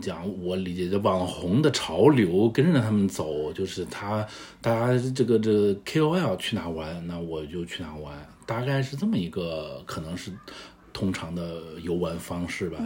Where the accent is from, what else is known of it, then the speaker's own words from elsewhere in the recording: northern China, China; accent: northern; moved away as an adult; also born or lived in Beijing; now in Shanghai, China; 大家听我的口音也能听出来是个北方人